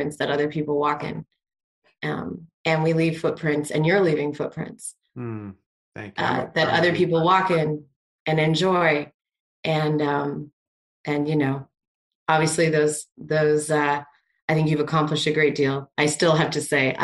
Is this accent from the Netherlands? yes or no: no; Canada; I'm Canadian